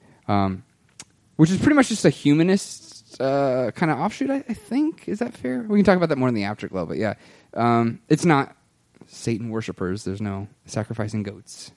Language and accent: English; Kentucky, United States; also born or lived in Kansas; now in Minneapolis, United States; I'm here in Minneapolis, because I was born and raised in Kentucky. I moved to Kansas